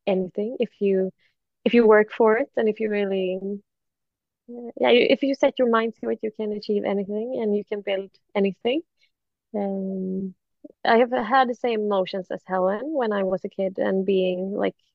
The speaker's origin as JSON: {"language": "English", "country": "Sweden", "said": "I'm from Sweden"}